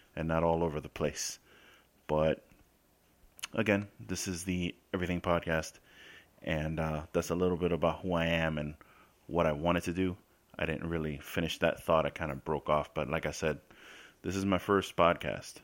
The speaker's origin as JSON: {"language": "English", "town": "New York City", "region": "New York", "country": "United States", "tie": "born or raised there", "moved": "as an adult", "lives_now": "Florida, United States", "said": "I spent the first nineteen years of my life in the Bronx, South Bronx, Colgate Avenue between Westchester and Watson Ave"}